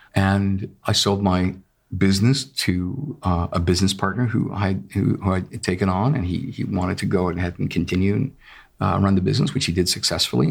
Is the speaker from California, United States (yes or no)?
no; Lexington, Massachusetts, United States; having grown up in Massachusetts, in Lexington